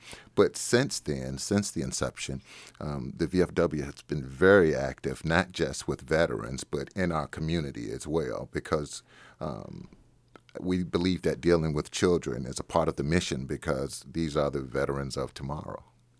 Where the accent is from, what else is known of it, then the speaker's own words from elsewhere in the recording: Chicago, Illinois, United States; now in Warrenton, United States; I'm a transplant from Chicago. And we have a family practice here in Warrenton.